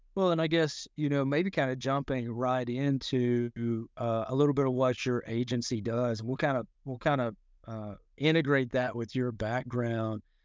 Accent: Arkansas Delta, United States; I grew up in the Arkansas Delta.

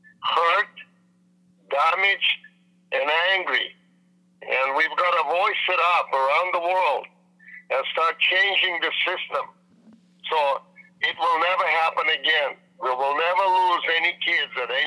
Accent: Vancouver, British Columbia, Canada; I'm from Vancouver, Canada

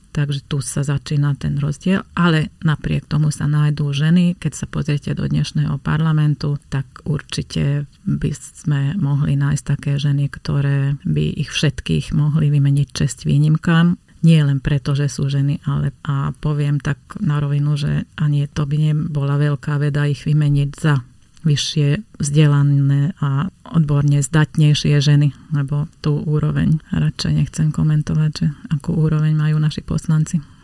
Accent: Slovakia; accent: Hungarian; Slovak is a second language; mám maďarský prízvuk

